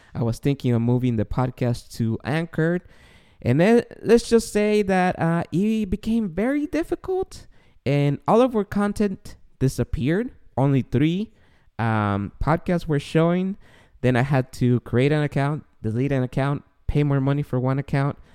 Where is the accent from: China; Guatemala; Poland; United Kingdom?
Guatemala; now in United States; I grew up in Guatemala